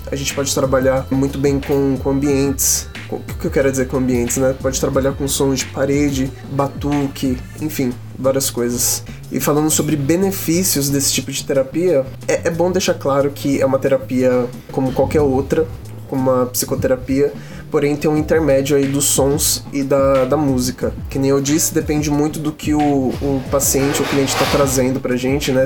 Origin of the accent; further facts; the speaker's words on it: Osasco, São Paulo, Brazil; Eu sou de Osasco